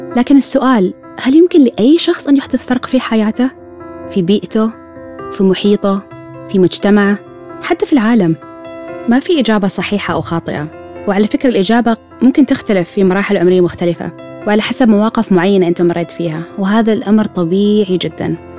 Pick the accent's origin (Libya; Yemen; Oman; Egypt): Oman; من سلطنة عمان